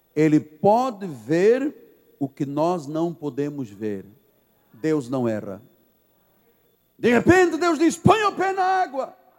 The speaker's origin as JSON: {"language": "Portuguese", "country": "Angola", "also_born_or_lived": "Portugal", "moved": "yes", "lives_now": "Brazil", "said": "Ah, eu sou de Angola, vim de Portugal"}